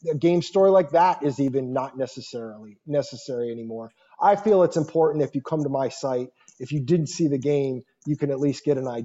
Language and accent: English; Michigan, United States; I'm from Michigan originally.